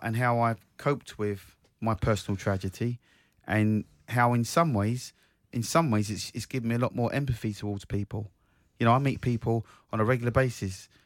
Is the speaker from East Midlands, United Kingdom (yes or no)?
no; Croydon, London, United Kingdom; my hometown, South Croydon